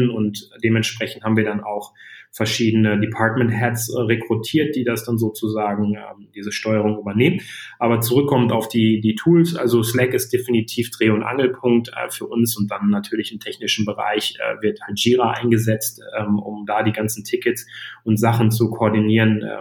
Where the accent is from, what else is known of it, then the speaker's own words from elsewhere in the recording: Iserlohn, North Rhine-Westphalia, Germany; Ich komme aus dem aus der Ecke von Iserlohn, also so